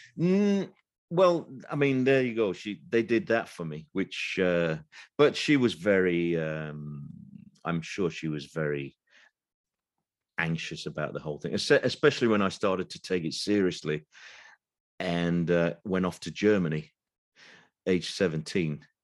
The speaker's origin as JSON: {"language": "English", "town": "Sheffield", "region": "Yorkshire and the Humber", "country": "United Kingdom", "moved": "yes", "lives_now": "London, United Kingdom", "said": "I've lived in London now most of my life, but m, I'm from Sheffield originally"}